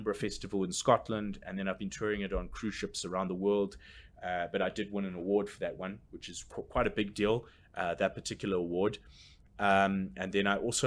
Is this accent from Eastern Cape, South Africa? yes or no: yes; Port Elizabeth, Eastern Cape, South Africa; now in Johannesburg, South Africa; my hometown, Port Elizabeth